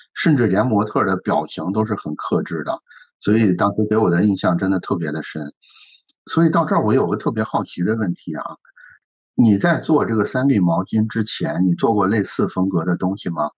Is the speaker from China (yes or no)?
yes; Shandong, China; 我作为一个山东人